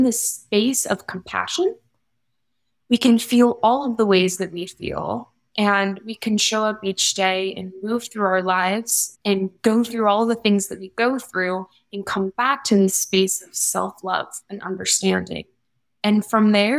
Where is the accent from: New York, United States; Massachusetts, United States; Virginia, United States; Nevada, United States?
Nevada, United States; Las Vegas; based here in Las Vegas, born and raised.